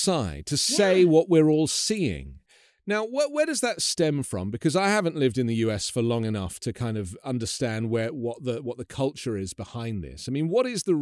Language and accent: English; England, United Kingdom; moved away; I'm from England